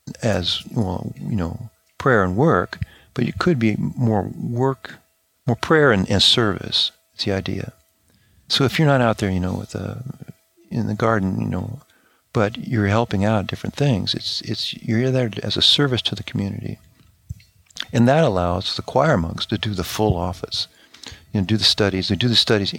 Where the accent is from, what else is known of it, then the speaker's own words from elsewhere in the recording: Oregon, United States; also born or lived in France; now in Oklahoma, United States; I grew up in Oregon.